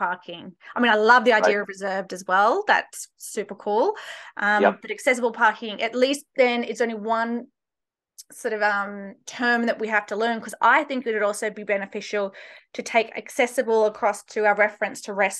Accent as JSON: {"language": "English", "country": "Australia", "moved": "as an adult", "lives_now": "United States", "said": "I'm originally from Australia, just in case people can't place my accent"}